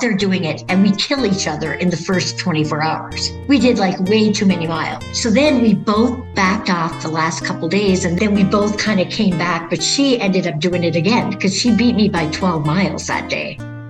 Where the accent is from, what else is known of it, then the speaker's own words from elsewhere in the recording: Upper Peninsula, Michigan, United States; moved away; I'm from the Upper Peninsula.